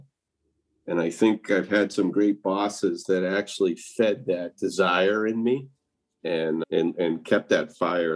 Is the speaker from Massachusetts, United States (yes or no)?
yes; Massachusetts, United States; moved away as an adult; also born or lived in Tucson, Arizona; I grew up in Massachusetts